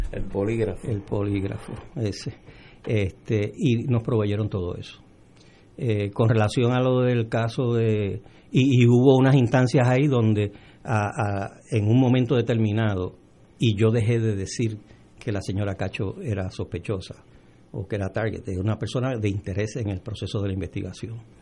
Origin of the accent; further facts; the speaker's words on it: Puerto Rico; also born or lived in Dominican Republic; yo soy dominicano, yo nací en la República Dominicana, llegué aquí de los dos años, en la época de Trujillo, eh, y, y todo lo que tengo y todo lo que soy se lo debo a Puerto Rico